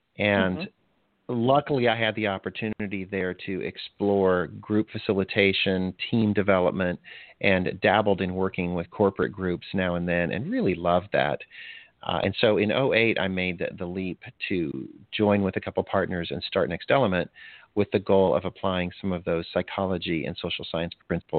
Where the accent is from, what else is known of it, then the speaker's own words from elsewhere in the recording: DR Congo; moved away; also born or lived in Botswana; I actually, even before that, I grew up in Africa. My parents were missionaries, and I spent most of my early year in Zaire, which is now the Democratic Republic of Congo, and then Botswana.